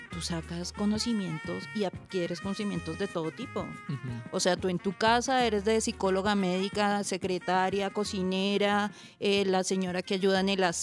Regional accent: Bogotá, Colombia; yo soy de Bogotá, eh, tengo 38 años, soy mamá de un chico de 15 años.

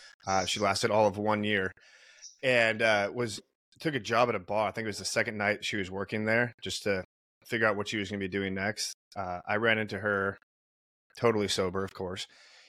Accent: California, United States; now in New York, United States; I'm from California, I'm living in New York

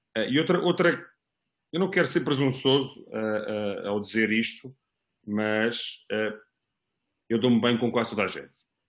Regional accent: Almada, Setúbal, Portugal; also born or lived in Lisbon; os meus melhores amigos são, são da, da cidade que eu que eu vivi durante alguns anos

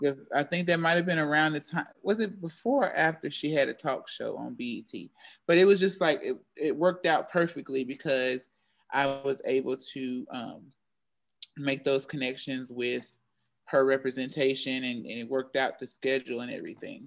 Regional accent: Charlotte, North Carolina, United States; also born or lived in Greensboro, North Carolina / Syracuse; I am from Charlotte, North Carolina

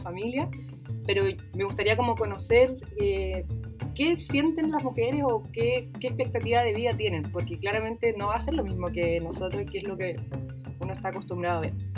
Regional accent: Viña del Mar, Valparaíso, Chile; soy de Viña, toda la vida he sido de acá.

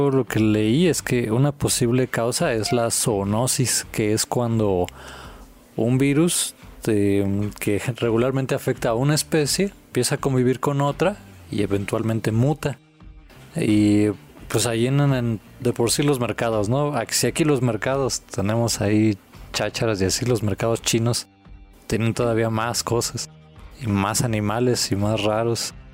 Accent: Mexico; como somos los mexicanos

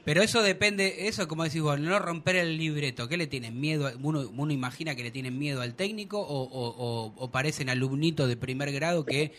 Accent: Argentina; sí soy argentino

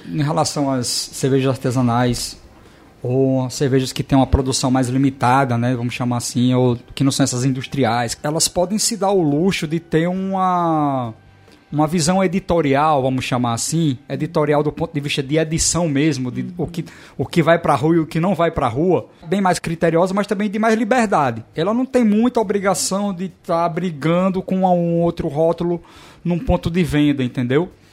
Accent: Natal, Rio Grande do Norte, Brazil; moved away as an adult; now in Portugal; o bairro que eu nasci, né? Eu nasci na Policlínica e estudei no Alecrim também

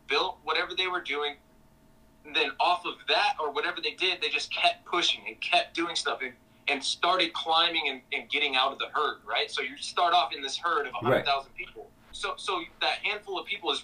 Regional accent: Los Angeles, California, United States; born and raised in Los Angeles

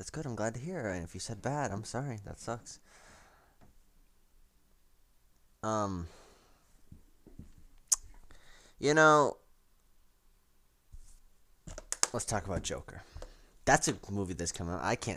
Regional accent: United States; I'm an American

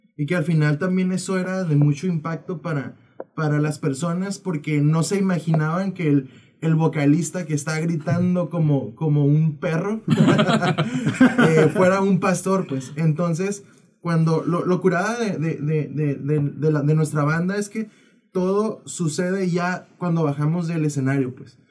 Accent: Tijuana, Baja California, Mexico; somos de acá, de Tijuana

